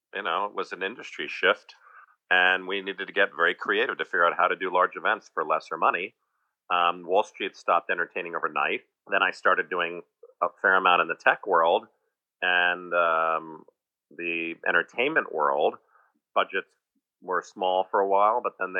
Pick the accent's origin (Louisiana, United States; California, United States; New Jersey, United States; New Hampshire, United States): New Jersey, United States; we grew up in New Jersey